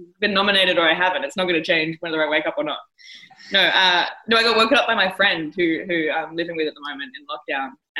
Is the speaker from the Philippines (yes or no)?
no; Australia; I'm from Australia.